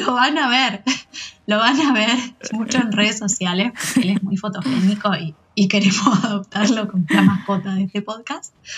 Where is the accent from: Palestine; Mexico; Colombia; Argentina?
Argentina; Cañada de Gómez, Santa Fe; soy de Cañada de Gómez, al igual que Eli. y nos conocemos de compañeras del secundario